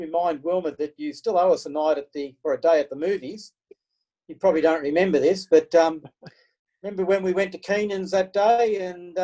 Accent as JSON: {"language": "English", "town": "Glenrowan", "region": "Victoria", "country": "Australia", "tie": "born or raised there", "said": "I enjoyed growing up in Glen Rowan just as much as I've enjoyed working for the railways"}